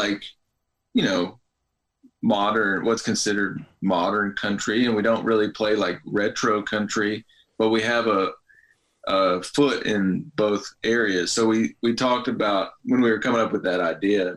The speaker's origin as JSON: {"language": "English", "region": "East Tennessee", "country": "United States", "said": "I'm from East Tennessee, I never grew up listening to country music"}